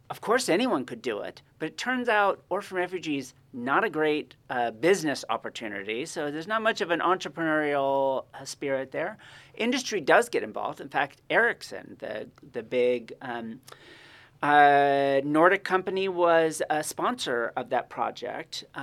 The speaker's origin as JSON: {"language": "English", "town": "Monterey", "region": "California", "country": "United States", "tie": "born or raised there", "said": "I've actually, I grew up in Monterey and I have never right. been on the actual campus of the school before."}